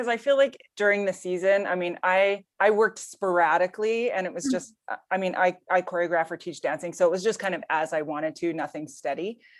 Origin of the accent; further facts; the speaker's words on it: Canada; obviously I'm Canadian